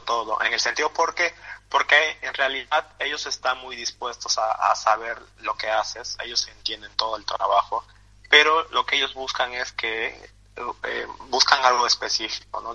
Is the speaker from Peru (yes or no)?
yes; Peru; born or raised there; moved away